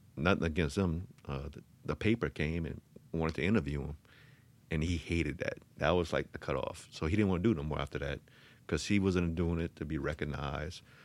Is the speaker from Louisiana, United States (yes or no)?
yes; Thibodaux, Louisiana, United States; I grew up, uh, in Thibodeau off of Tiger Drive